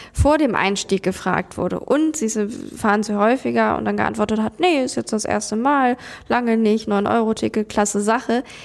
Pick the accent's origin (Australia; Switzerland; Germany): Germany; bei uns in Deutschland